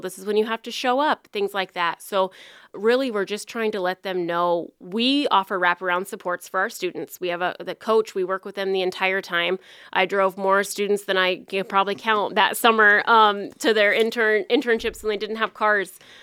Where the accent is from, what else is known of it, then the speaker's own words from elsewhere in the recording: Farragut, Iowa, United States; moved away as an adult; now in Council Bluffs, United States; I'm originally from Farragut, Iowa, and then came to Council Bluffs to go to Iowa Western